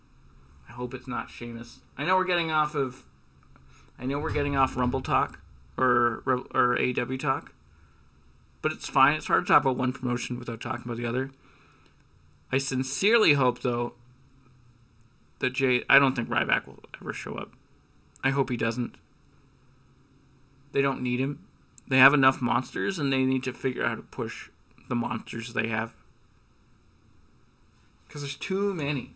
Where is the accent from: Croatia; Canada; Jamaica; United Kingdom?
Canada; as a Canadian who went to Revolution